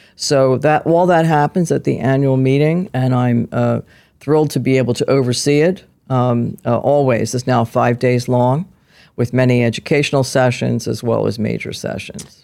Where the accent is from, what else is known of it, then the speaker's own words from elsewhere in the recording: Philadelphia, Pennsylvania, United States; I was, uh, born and raised in South Philadelphia, where a lot of little Italian girls grew up